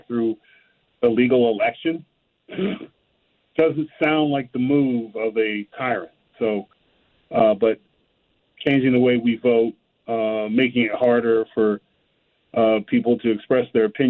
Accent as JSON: {"language": "English", "region": "California", "country": "United States", "tie": "born or raised there", "said": "I grew up in California"}